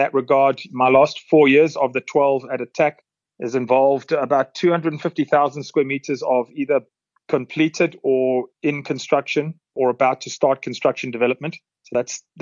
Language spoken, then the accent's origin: English; Durban, KwaZulu-Natal, South Africa; moved away as an adult; also born or lived in Dubai / Australasia / Eastern Europe; now in Gauteng, South Africa; originally from Durban, where I entered the property sector in the late 90s